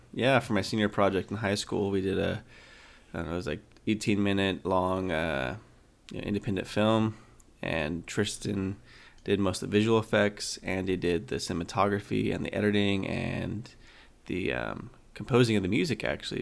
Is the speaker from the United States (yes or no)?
yes; Idaho, United States; moved away as an adult; now in North Carolina, United States; I grew up in Idaho